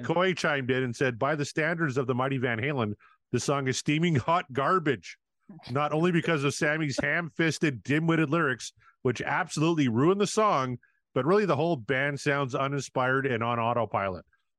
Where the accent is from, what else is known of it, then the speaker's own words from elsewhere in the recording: Canada; well, especially me, I'm a Canadian.